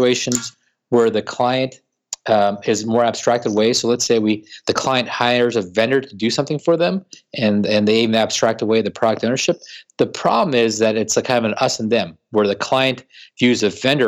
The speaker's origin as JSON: {"language": "English", "town": "Washington", "region": "District of Columbia", "country": "United States", "tie": "born or raised there", "said": "here in my hometown of DC. What I've really been pushing in my hometown of Washington, DC"}